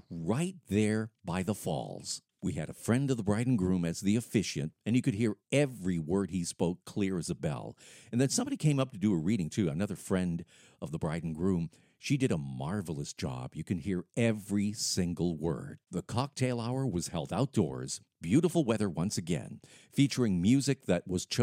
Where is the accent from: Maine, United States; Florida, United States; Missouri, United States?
Maine, United States; Lewiston; my hometown of Lewiston, Maine